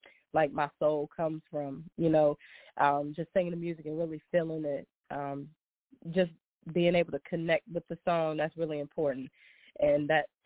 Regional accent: Brookneal, Virginia, United States; I am born and raised small town in Virginia. It's called Brookneal

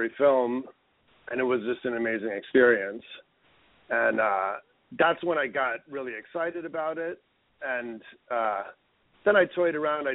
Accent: Westchester, New York, United States; also born or lived in Manhattan, New York / Brooklyn, New York; I grew up in Westchester.

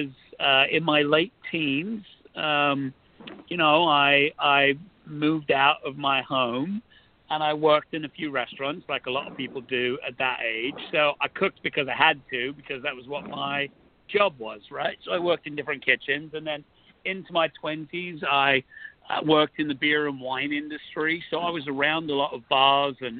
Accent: London, United Kingdom; moved away; where I grew up in London was a real mixing pot

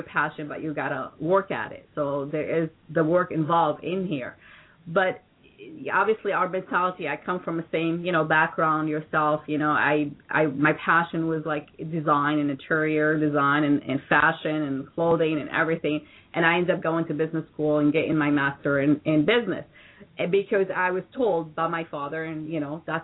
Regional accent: New York, United States; now in Florida, United States; I consider myself to be a New Yorker

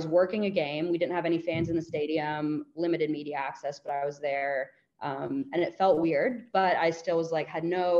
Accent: United States; moved away as an adult; also born or lived in Melbourne, Australia; being American

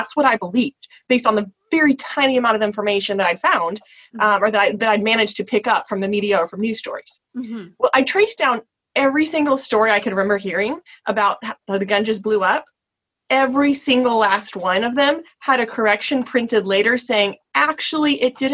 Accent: Texas, United States; I grew up in Texas

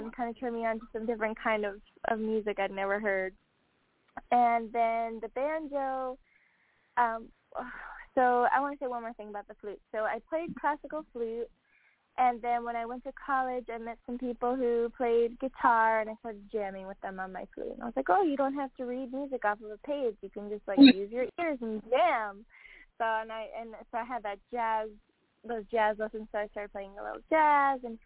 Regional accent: Long Island, New York, United States; moved away as an adult; now in Austin, United States; I grew up on Long Island

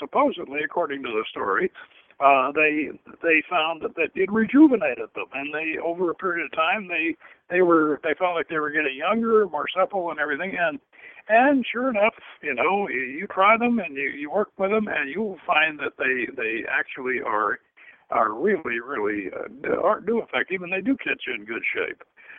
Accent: the South, United States; I grew up in the South, and we had a couple of black ladies for cooks

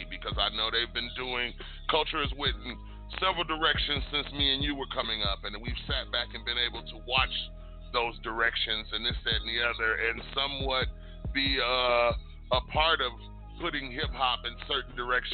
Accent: Detroit, Michigan, United States; I was born and raised in Detroit

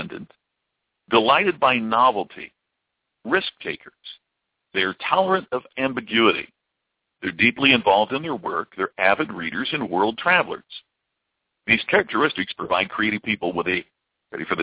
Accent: Louisville, Kentucky, United States; I grew up in the Louisville area

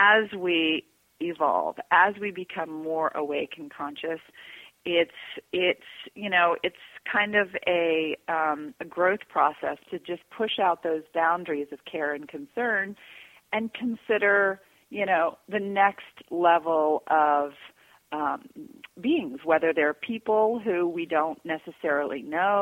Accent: Georgia, United States; I grew up in Georgia

